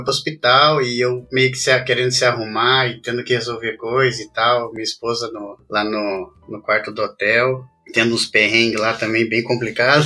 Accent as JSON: {"language": "Portuguese", "town": "Curitiba", "region": "Paraná", "country": "Brazil", "tie": "born or raised there", "moved": "as an adult", "lives_now": "England", "said": "Sou natural de Curitiba."}